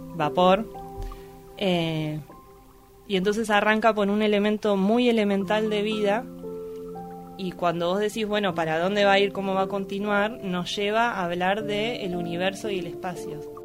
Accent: Luján, Buenos Aires Province, Argentina; Soy nacida y criada en Luján

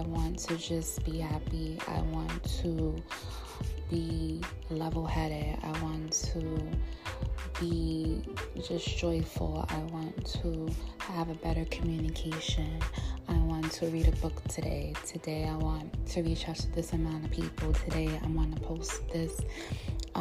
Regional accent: New York, United States; now in New Jersey, United States; I'm from New York, New Jersey, because I'm staying in New Jersey currently with my mom

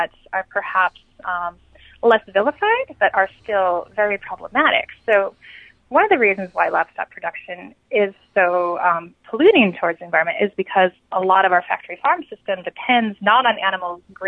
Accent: Great Plains, United States; I come from the Great Plains

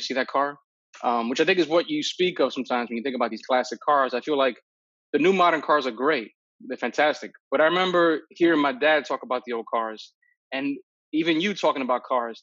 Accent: New York City, New York, United States; I'm a New Yorker from the Bronx, and I took the subways

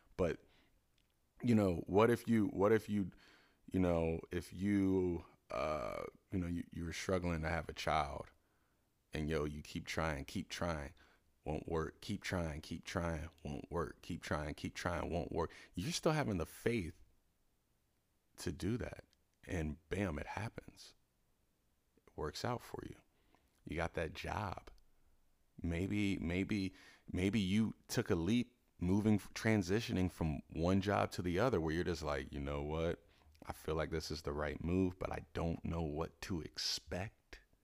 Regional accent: Cincinnati, Ohio, United States; now in Los Angeles, United States; I'm from Cincinnati

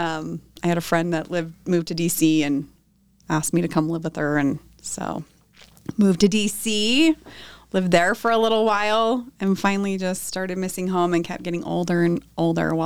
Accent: Orem, Utah, United States; also born or lived in Palo Alto, California; I grew up in Orem, right here in Orem, Utah

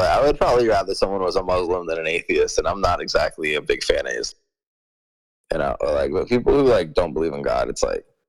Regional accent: Miami, Florida, United States; I moved out to kind of like a rural part of Florida. I'm from Miami, but, you know, now I'm living kind of out in the country in Florida.

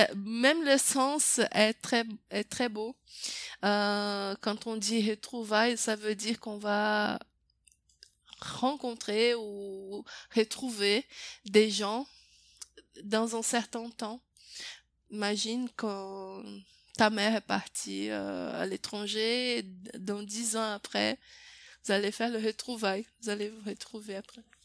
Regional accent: Brazil; French is a second language; je suis brésilienne

